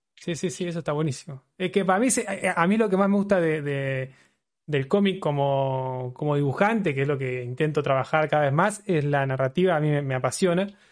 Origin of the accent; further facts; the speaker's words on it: Buenos Aires, Argentina; yo soy de Buenos Aires